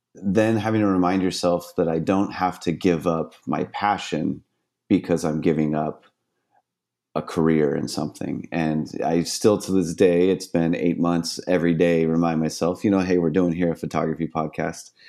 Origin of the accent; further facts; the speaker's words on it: San Diego, California, United States; also born or lived in Miami; I grew up here in San Diego, on the beautiful seascapes